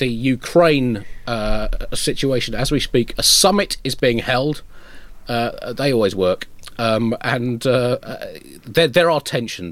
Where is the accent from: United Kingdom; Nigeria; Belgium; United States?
United Kingdom; we're British